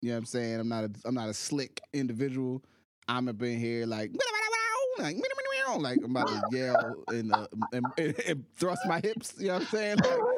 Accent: Slab Fork, West Virginia, United States; I'm from Slab Fork, West Virginia.

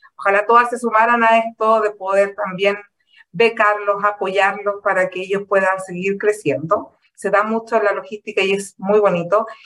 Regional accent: Chile; como chileno

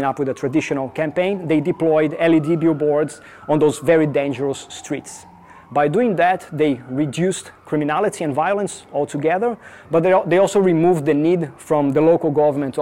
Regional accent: São Paulo, Brazil; moved away; I am originally from Brazil, from São Paulo

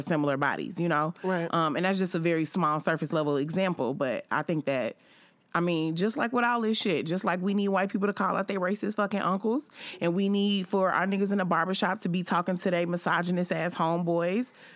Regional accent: Chicago, Illinois, United States; I'm a woman and I'm from Chicago

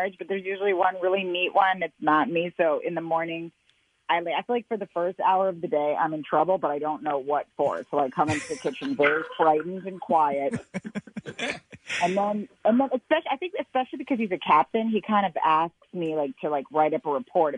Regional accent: Brooklyn, New York, United States; I'm from Brooklyn proper

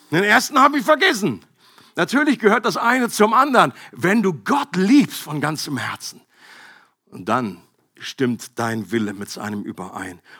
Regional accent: Bad Gandersheim, Lower Saxony, Germany; bin ich in der Nähe aufgewachsen, da oben Bad Gandersheim.

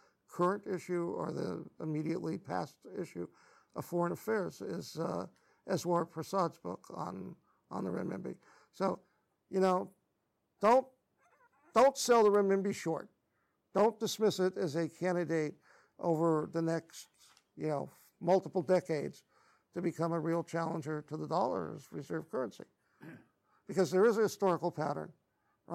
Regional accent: United States; as an American

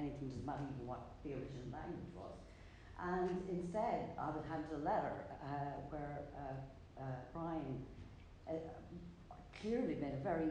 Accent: County Roscommon, Connacht, Ireland; now in Galway, Ireland; I'm from Ballantrine County, Roscommon, but lived the longest length of my life in Galway

